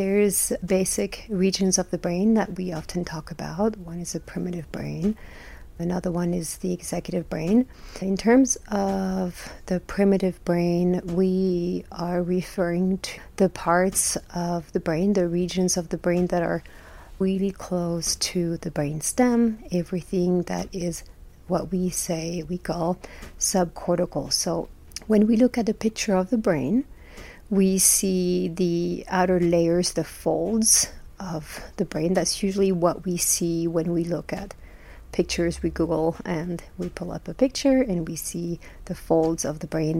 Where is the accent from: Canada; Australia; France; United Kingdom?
France; moved away as an adult; now in Utah, United States; I was born and raised in France, been here in the U.S. for 25 years or so.